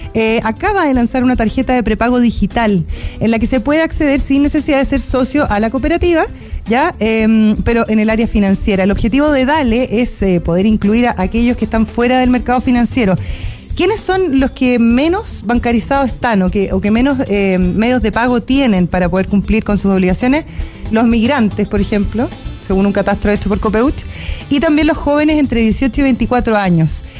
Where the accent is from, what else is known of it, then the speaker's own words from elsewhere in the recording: Puyehue, Los Lagos, Chile; Agua Mineral Puyehue, que además es de mi tierra